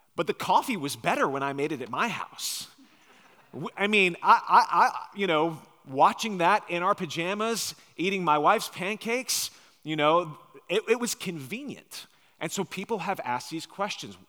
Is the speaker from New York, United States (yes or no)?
yes; Long Island, New York, United States; now in Nashville, United States; my wife and I grew up on Long Island, New York